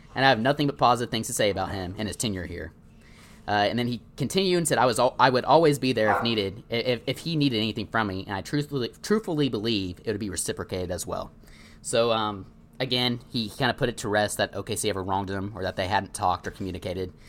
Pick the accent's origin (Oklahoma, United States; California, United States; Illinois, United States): Oklahoma, United States; Owasso; I'm from Owasso, and we obviously have a Cracker Barrel there